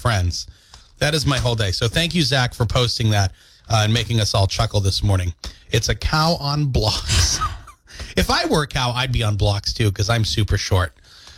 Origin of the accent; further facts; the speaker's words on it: Windsor, Maine, United States; my hometown of Windsor